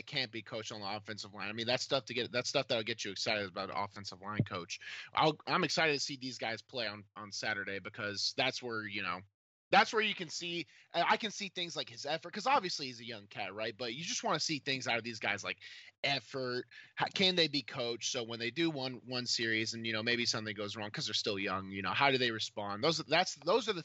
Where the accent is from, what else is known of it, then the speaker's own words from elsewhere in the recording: Clarksville, Tennessee, United States; I came from Clarksville, which was not a football hotbed at all.